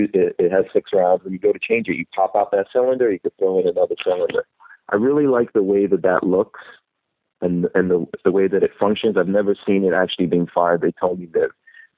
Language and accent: English; New York City, New York, United States; also born or lived in Guyana; I grew up in Far Rockaway, New York, which is on the beach